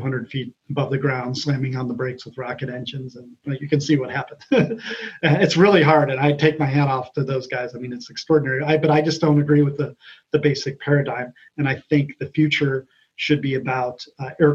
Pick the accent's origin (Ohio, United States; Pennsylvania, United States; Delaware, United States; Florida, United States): Ohio, United States; moved away; also born or lived in California; I'm from Ohio originally